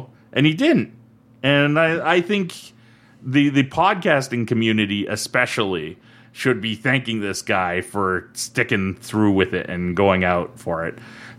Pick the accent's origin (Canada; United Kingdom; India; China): Canada; we're Canadian, we're under different set of laws